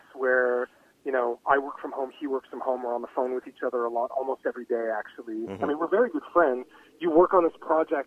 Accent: Toronto, Ontario, Canada; moved away; also born or lived in West Coast; I was born in Toronto in the big city

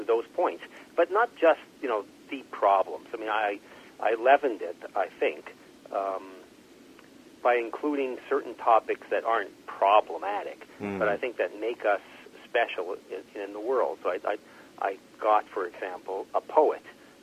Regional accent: Montreal, Quebec, Canada; now in Toronto, Canada; I'm from Montreal.

